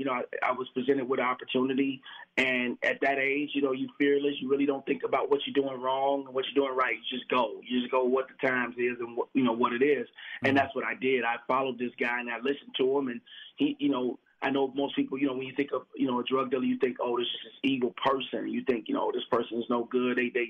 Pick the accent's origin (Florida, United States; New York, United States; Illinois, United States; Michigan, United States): Illinois, United States; Chicago; you know Chicago, so you know what Inglewood is like. You know, I'm originally from the West Side, you know, from the projects, you know.